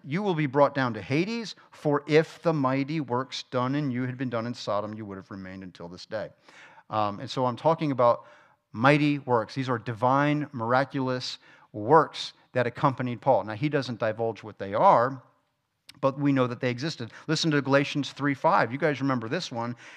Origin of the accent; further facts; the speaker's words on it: South Florida, United States; moved away; I'm from South Florida